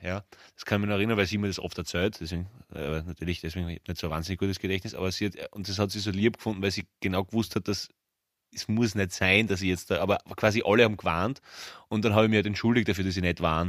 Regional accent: Graz, Styria, Austria; bei uns in Graz

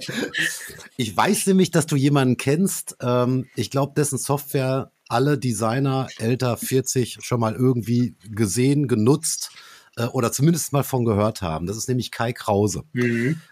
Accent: Dortmund, North Rhine-Westphalia, Germany; bei uns in Dortmund

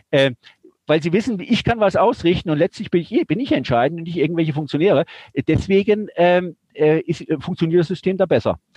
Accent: Germany; born there; Ich bin nicht in der Schweiz geboren, bin in Deutschland geboren, aber Auslandsschweizer.

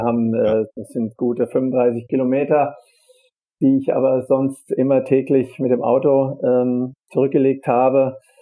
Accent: Darmstadt, Hesse, Germany; Ich komme so. ja aus Darmstadt, bin auch in Darmstadt geboren, also ja. äh, ein echter Heiner, wie wir in Darmstadt sagen.

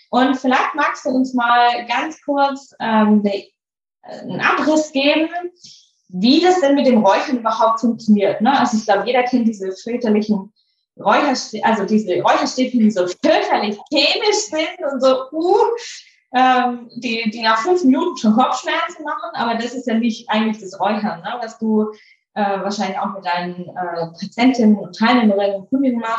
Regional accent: Baden-Württemberg, Germany; Ich bin ja ein totales Landei. Ich bin ja in einem winzigen Dorf groß geworden auf der Schwäbischen Alb.

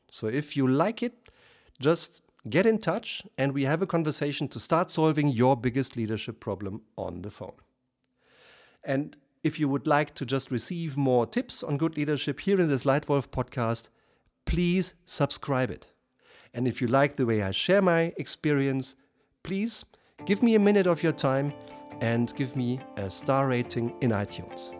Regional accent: Germany; accent: German; first language German; English is a second language; as you probably hear by my accent, I'm German

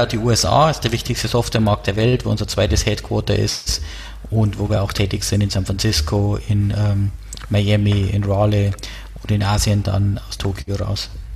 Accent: Erding, Bavaria, Germany; accent: Bavarian; now in Munich, Germany; wie man an meinem Dialekt hört, komme ich aus äh, Bayern, äh, genauer gesagt aus der Nähe von Erding

